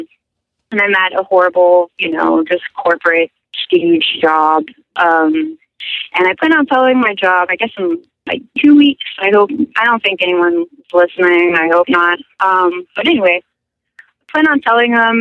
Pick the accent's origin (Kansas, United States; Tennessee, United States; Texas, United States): Texas, United States; Denton; moved away as an adult; also born or lived in Seattle; I'm from Denton, Texas, so I went to school there